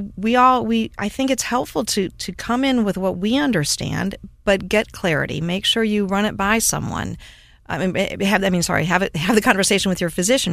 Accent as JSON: {"language": "English", "town": "Cleveland", "region": "Ohio", "country": "United States", "tie": "born or raised there", "moved": "yes", "said": "I grew up in Cleveland, Ohio area"}